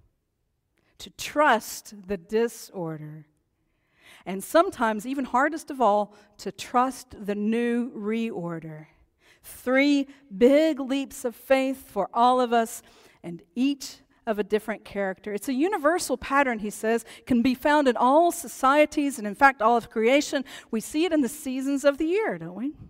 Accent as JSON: {"language": "English", "region": "East Tennessee", "country": "United States", "tie": "born or raised there", "said": "Growing up in East Tennessee"}